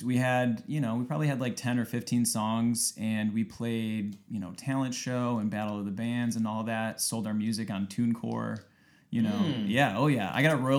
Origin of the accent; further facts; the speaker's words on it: Lake Bluff, Illinois, United States; also born or lived in Athens, Ohio; I grew up in Lake Bluff, Illinois.